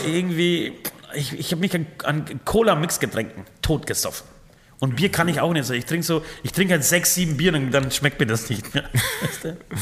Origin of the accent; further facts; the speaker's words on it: Franconia, Bavaria, Germany; bei uns in Franken